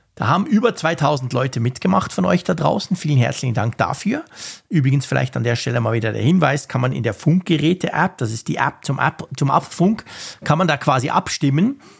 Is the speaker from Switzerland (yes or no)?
yes; Switzerland